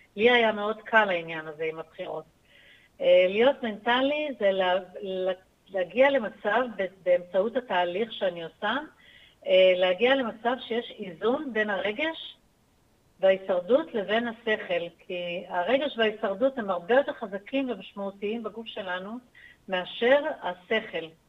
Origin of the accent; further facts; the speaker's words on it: Acre, Northern District, Israel; moved away as an adult; נולדתי בעכו. אה. שם גדלתי עד גיל צבא.